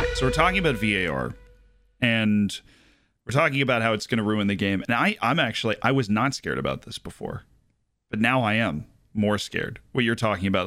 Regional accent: Tampa, Florida, United States; moved away; I am from Tampa, Florida

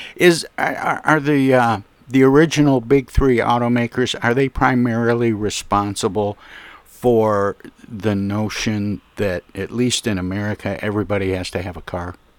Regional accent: Flint, Michigan, United States; also born or lived in Detroit, Michigan; being from Flint, Michigan, and yeah. and uh, growing up in Flint and around Detroit

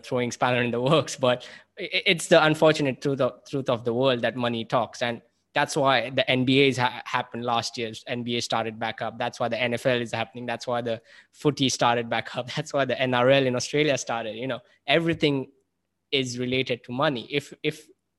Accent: India; moved away; as someone sitting here as an Indian, my family's back home

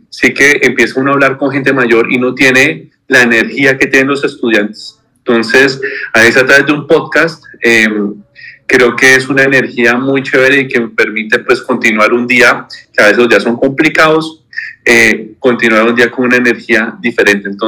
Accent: Neiva, Huila, Colombia; now in Bogotá, Colombia; soy de Neiva, aunque he vivido casi toda mi vida aquí en Bogotá.

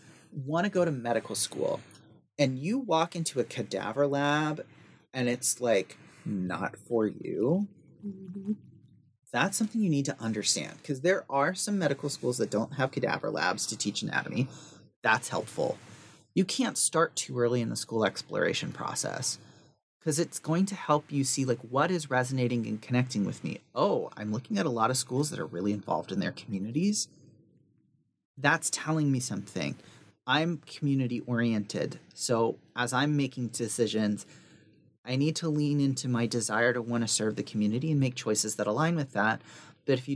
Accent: the South, United States; I grew up in the South in the country

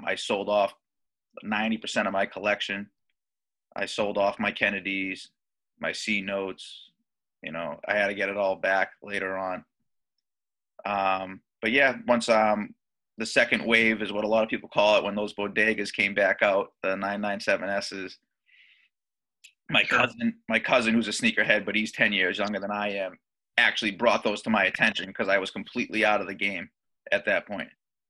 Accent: Boston, Massachusetts, United States; I'm from the Boston area in Massachusetts.

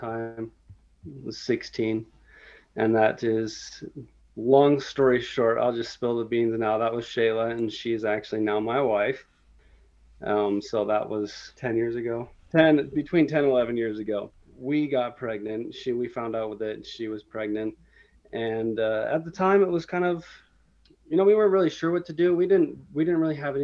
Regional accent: Utah, United States; I was born and raised here in Utah, and this is where I grew up, and this is where I live currently

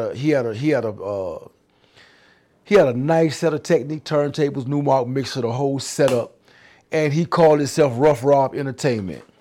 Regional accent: New York City, New York, United States; also born or lived in Harlem / Jesup, Georgia; I grew up in Brooklyn, Bedford Stuyvesant, I'm born in Harlem

